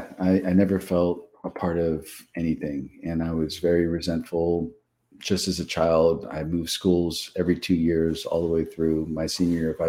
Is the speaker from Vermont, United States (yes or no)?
no; Los Angeles, California, United States; I was born and raised in Los Angeles, California